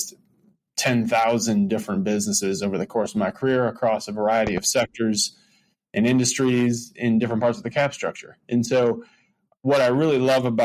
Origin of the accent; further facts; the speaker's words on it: Michigan, United States; now in Chicago, United States; I grew up in Michigan, actually, before Chicago